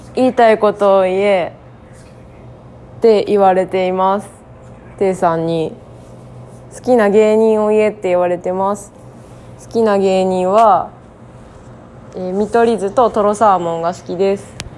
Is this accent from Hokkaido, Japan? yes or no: no; Chiba, Japan; moved away; 私は千葉県出身で